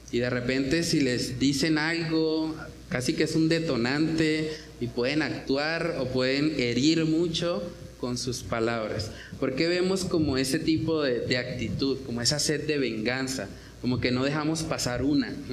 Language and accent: Spanish; Santander, Colombia; porque yo no me la dejo montar porque yo soy santandereano y porque a mí el que me la hace me la paga